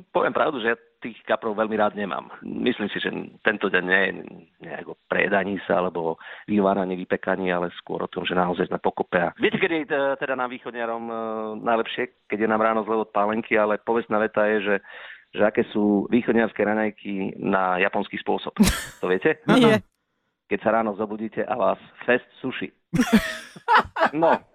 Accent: Krásna Lúka, Prešov Region, Slovakia; now in Košice, Slovakia; obidva ale pochádzame z okresu Saminov, smerom na Starú Ľubovňu, manželka je z mestečka Lipany, ja som rodákom z Krásnej Lúky

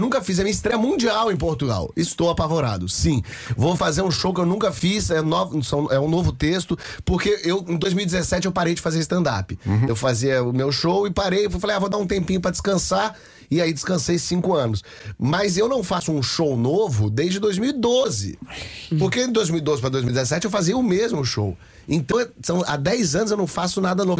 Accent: Rio de Janeiro, Brazil; Eu sou do Rio de Janeiro.

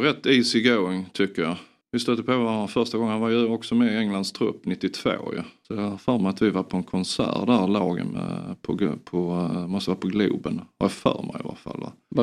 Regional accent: Sweden

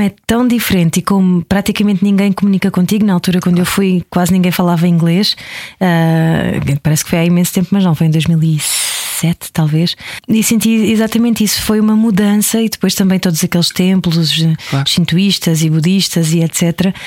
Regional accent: Portugal; eu como portuguesa

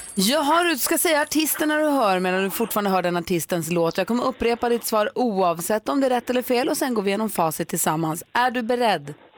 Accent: Luleå, Norrbotten County, Sweden; also born or lived in Falun; tillbaka till Luleå där vi växte upp

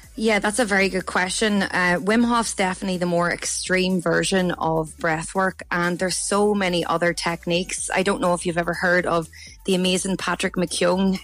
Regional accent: County Down, Northern Ireland, United Kingdom; moved away as an adult; now in Australia; I'm originally from County Down and I moved to Australia nearly eight years ago

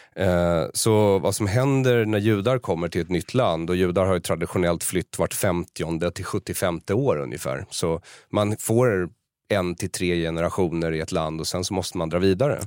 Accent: Sweden; jag har vuxit upp här och behärskar språket och kulturen till fullo.

